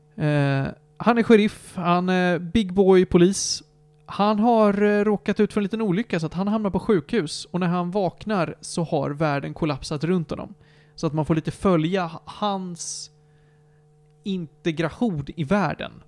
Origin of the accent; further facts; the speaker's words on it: Sweden; tittar man på mig som en svensk